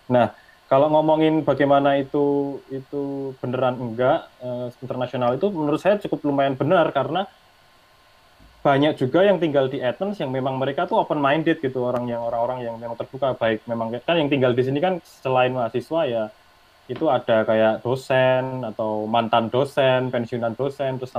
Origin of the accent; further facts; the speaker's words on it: Indonesia; ya udahlah aku dari Indonesia ya udah nggak perlu aja bikin bikin kayak gitu